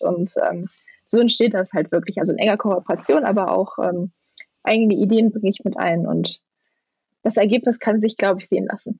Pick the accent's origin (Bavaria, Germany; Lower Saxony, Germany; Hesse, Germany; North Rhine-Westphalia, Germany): North Rhine-Westphalia, Germany; Mönchengladbach; now in Schwalmtal, Germany; ich komme aus Mönchengladbach ursprünglich